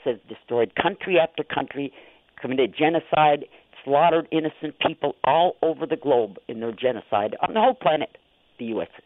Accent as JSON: {"language": "English", "town": "Niagara", "region": "Wisconsin", "country": "United States", "tie": "born or raised there", "said": "I grew up um in Niagara, Wisconsin, and we had a cottage out on the lake, so we spent every summer out on the lake"}